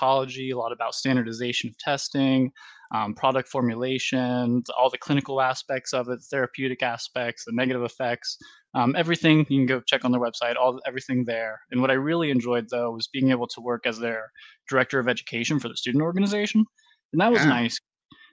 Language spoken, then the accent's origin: English; West Virginia, United States; I grew up in West Virginia myself